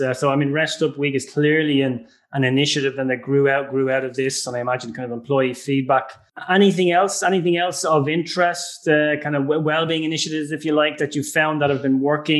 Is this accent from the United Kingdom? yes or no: no; Dublin, Leinster, Ireland; I'm actually from Stony Batter originally.